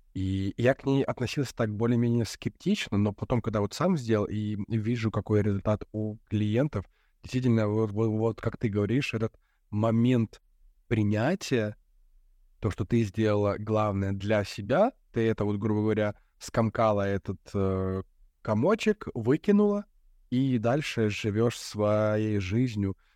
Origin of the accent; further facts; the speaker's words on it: Belarus; moved away; also born or lived in Europe; мы с тобой из Беларуси